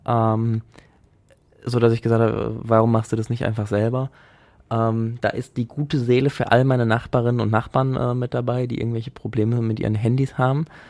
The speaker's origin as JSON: {"language": "German", "town": "Essen", "region": "North Rhine-Westphalia", "country": "Germany", "tie": "born or raised there", "also_born_or_lived": "Altenessen, Essen / Münsterland", "said": "ich bin in Frohnhausen aufgewachsen"}